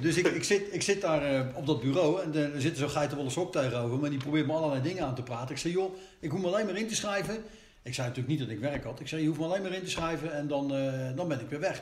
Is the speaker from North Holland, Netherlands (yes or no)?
no; The Hague, South Holland, Netherlands; Dus ik ben geboren in, eh, in Den Haag. Maar we zijn, toen ik vier jaar was, zijn we terug naar Scheveningen verhuisd